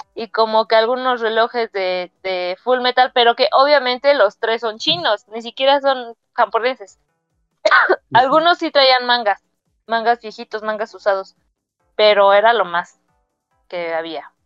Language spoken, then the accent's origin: Spanish; San Juan del Río, Querétaro, Mexico; moved away; mi pueblo, porque pues, es muy chiquito San Juan del Río